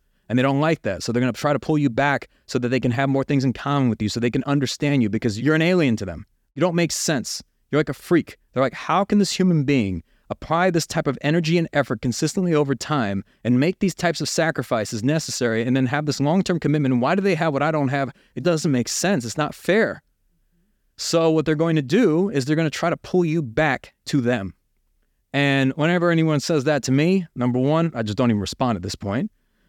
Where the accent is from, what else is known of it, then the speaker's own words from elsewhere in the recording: United States; And even though I grew up in America, I was college educated, I had every opportunity to succeed.